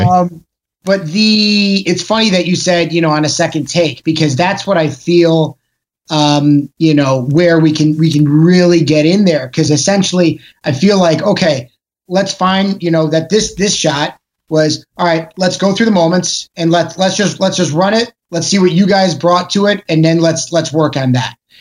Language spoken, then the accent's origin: English; Chicago, Illinois, United States; moved away; also born or lived in Los Angeles; I'm, I'm from Chicago originally